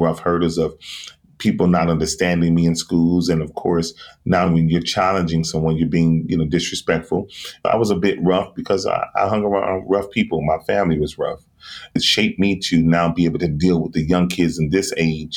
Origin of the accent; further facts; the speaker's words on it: Miami, Florida, United States; I am from Miami, Florida. I am a singer, songwriter, producer, and I am also an entrepreneur. Growing up in South Florida